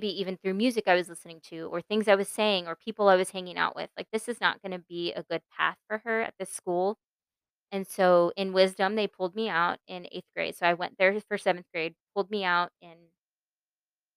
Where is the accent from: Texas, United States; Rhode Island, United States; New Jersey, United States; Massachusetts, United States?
Texas, United States; Mesquite; born or raised there; also born or lived in Pennsylvania